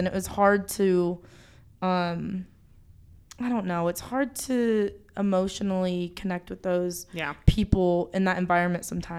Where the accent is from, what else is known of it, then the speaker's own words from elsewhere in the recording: United States; growing up in America